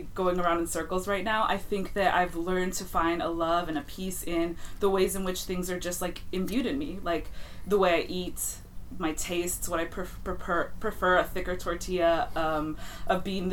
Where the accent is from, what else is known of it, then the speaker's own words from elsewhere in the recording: Inland Empire, Southern California, United States; I grew up in the Inland Empire